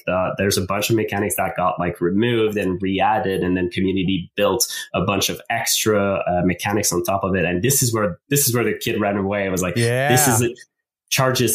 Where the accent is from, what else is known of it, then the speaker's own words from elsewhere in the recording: Canada; first language French; English is a second language; English is my second language. I'm French Canadian. French is my main language